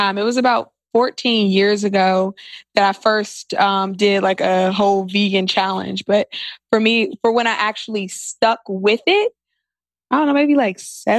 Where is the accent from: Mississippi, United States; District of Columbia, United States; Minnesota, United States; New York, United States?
District of Columbia, United States; Washington; Washington, D.C.